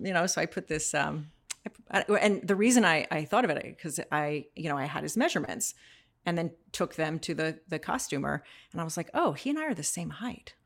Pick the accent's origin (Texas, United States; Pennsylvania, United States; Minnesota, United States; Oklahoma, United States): Texas, United States; North Central; moved away; I grew up in North Central Texas and being a teenager there